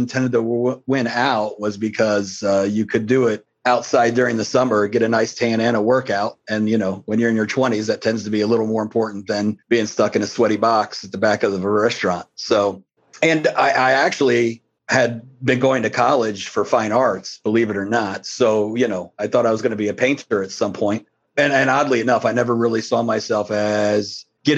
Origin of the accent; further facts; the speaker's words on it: Columbus, Ohio, United States; also born or lived in Cleveland, Ohio; We moved down here when I was pretty young from Cleveland